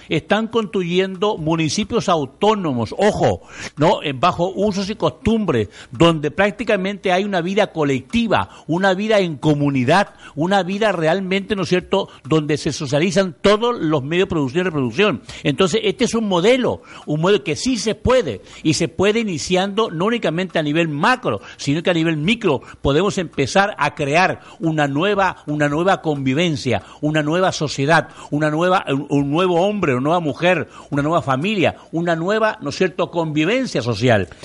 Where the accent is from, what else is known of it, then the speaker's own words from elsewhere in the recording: Mexico; somos nosotros los mexicanos